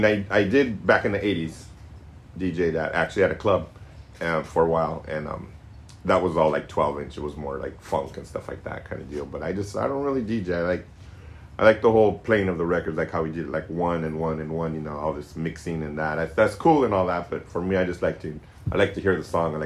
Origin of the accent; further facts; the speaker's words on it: Corona, California, United States; moved away as an adult; now in San Francisco, United States; I'm originally from Corona, down in Southern California, but I've been up in San Francisco for about 30 years now